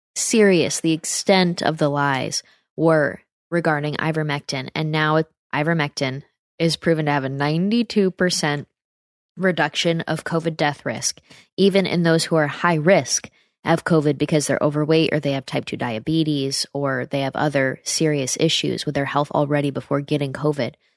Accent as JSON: {"language": "English", "country": "United States", "accent": "American", "said": "Very American with my accent."}